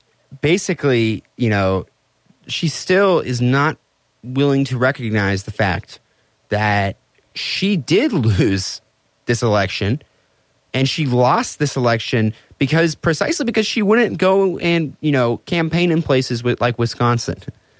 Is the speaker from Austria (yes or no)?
yes; Austria; You know, I came from Austria.